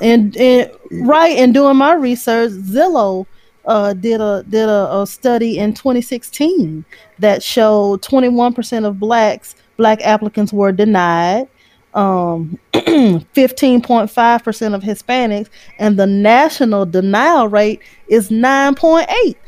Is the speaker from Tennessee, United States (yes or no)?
no; Shreveport, Louisiana, United States; I grew up in Lakeside. I went to Linwood. Carlos and I grew up blocks away from each other